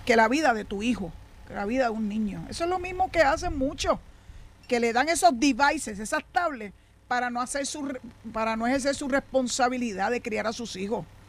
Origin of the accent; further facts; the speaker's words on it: San Juan, Puerto Rico; also born or lived in western Puerto Rico; now in western area, Puerto Rico; allá en el doctor donde yo nací en la Parada 20 en Santurce